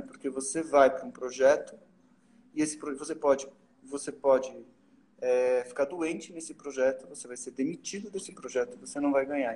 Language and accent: Portuguese; Brazil; eu sou brasileiro